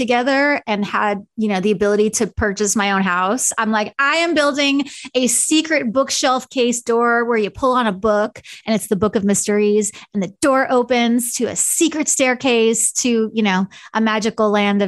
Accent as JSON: {"language": "English", "area": "Long Island", "region": "New York", "country": "United States", "tie": "born or raised there", "also_born_or_lived": "California", "moved": "yes", "lives_now": "Kansas City, United States", "said": "I grew up in a very stereotypical Long Island Jewish family situation"}